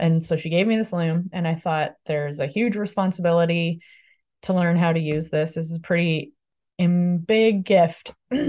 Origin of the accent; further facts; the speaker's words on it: Codroy Valley, Newfoundland and Labrador, Canada; I am from Guadalisque or Caudray Valley.